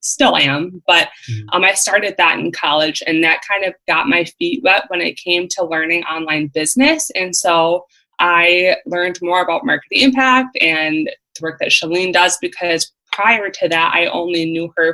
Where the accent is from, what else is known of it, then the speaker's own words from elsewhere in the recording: Central Wisconsin, United States; I am from Central Wisconsin